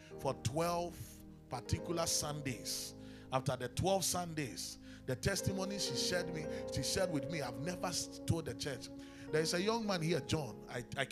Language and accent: English; Ghana; also born or lived in Kumasi, Ghana; I grew up playing instruments in the church. Anybody who knows me in the Presby Church in Kaswa knows that. I mean, when we moved from Kumasi to Kaswa